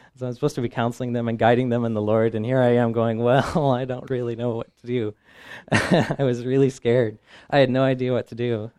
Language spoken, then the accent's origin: English; Midwest, United States; I come from the Midwest